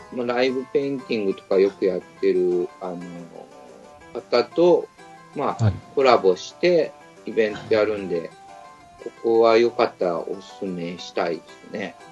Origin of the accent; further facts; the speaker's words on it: Fukushima, Japan; moved away; 自分が、やっぱ福島生まれなんで